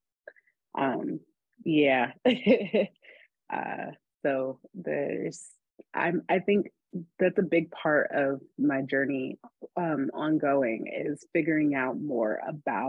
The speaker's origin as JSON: {"language": "English", "town": "Oakland", "region": "California", "country": "United States", "tie": "born or raised there", "moved": "as an adult", "lives_now": "Atlanta, United States", "said": "I am from East Oakland, California. Shout out to the Bay, but I really grew up all over the Bay Area"}